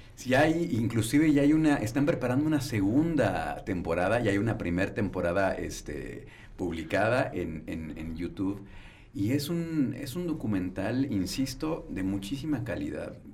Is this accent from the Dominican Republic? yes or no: no; Irapuato, Guanajuato, Mexico; now in León, Mexico; llevo viviendo aquí los últimos 20 años, ya me siento leonés, soy de Irapuato